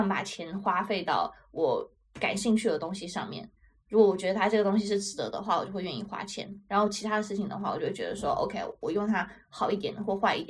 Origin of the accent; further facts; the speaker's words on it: China; 因为对于我中国人来讲，就是会更多的就是一日三餐。